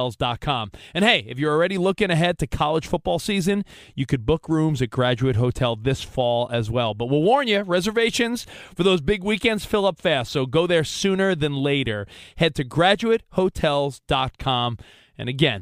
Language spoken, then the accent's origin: English; Long Island, New York, United States; I went to school growing up on Long Island